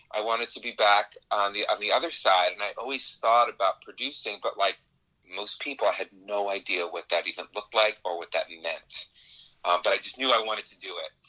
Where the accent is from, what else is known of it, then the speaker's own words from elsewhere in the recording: New York, United States; I'm actually originally from New York